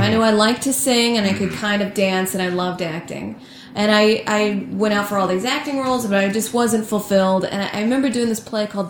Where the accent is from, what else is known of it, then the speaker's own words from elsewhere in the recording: Saudi Arabia; also born or lived in Georgia, United States; Oh, I moved around a bunch. Saudi Arabia, Georgia.